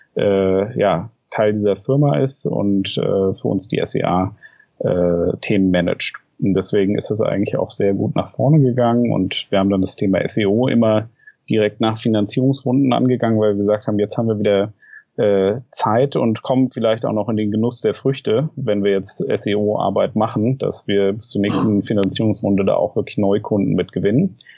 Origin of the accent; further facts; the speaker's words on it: Frankfurt, Hesse, Germany; also born or lived in Tübingen / Berlin; Ich komme ursprünglich aus Frankfurt